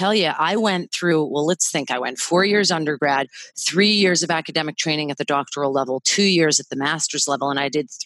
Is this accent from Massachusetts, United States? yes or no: yes; Massachusetts, United States; moved away as an adult; also born or lived in Washington, D.C.; now in Hawaii, United States; I was born and raised in Massachusetts and lived there for 37 years.